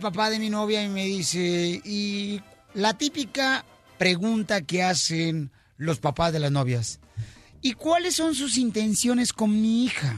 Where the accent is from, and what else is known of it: Mexico; now in United States